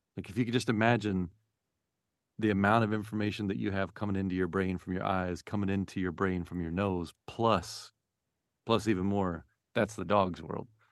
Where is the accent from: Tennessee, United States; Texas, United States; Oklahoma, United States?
Tennessee, United States; Memphis; now in Marin, United States; I, I grew up in Memphis